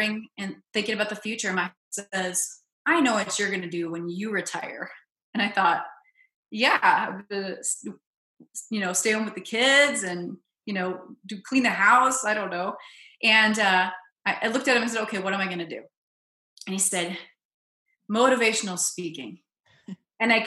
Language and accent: English; Minnesota, United States; I grew up in Minnesota